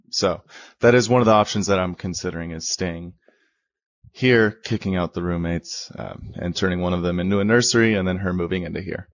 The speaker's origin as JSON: {"language": "English", "area": "Bay Area", "region": "California", "country": "United States", "tie": "born or raised there", "moved": "as an adult", "lives_now": "Sacramento, United States", "said": "I grew up in the Bay Area."}